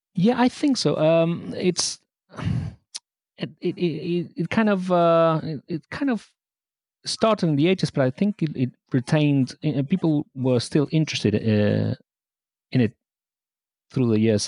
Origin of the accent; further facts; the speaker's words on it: Argentina; now in United Kingdom; I was born in Argentina